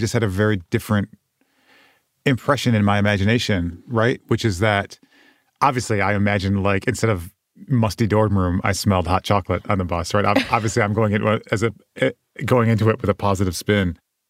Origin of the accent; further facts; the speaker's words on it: Vermont, United States; I'm from Vermont.